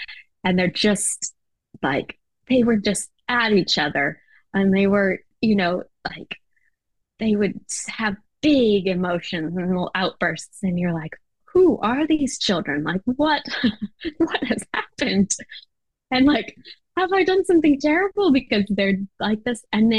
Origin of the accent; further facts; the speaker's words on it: Japan; You know, it wasn't for me. I grew up in Japan. And we would ride trains by ourselves. We'd go everywhere, you know, as a kid.